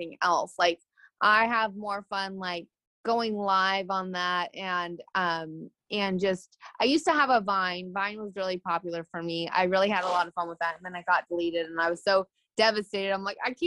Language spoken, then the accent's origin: English; California, United States; accent: like a Canadian accent with a little bit of twang; also born or lived in Philadelphia; now in New York, United States; I'm originally from California, but I live in New York